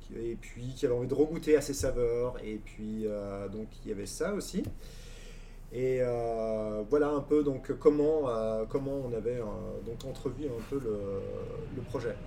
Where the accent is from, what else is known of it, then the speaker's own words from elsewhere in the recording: Champagne, Grand Est, France; moved away; also born or lived in Dijon / Burgundy; je viens donc de Champagne